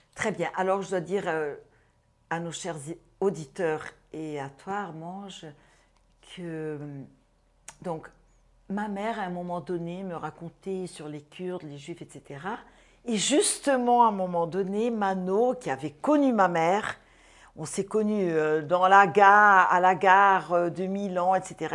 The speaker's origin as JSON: {"language": "French", "country": "Brazil", "tie": "born or raised there", "said": "Je suis brésilienne, donc je suis née au Brésil, deux parents syriens et juifs"}